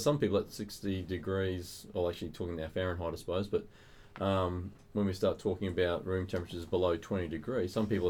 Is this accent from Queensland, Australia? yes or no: yes; Queensland, Australia; moved away; I'm originally from Queensland